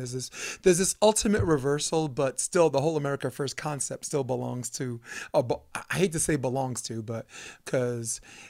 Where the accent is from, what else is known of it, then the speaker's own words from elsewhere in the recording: New York City, New York, United States; I'm a New Yorker. Yeah. You know, I'm a kid from New York. So, you know, and I was once poor and now I'm making money.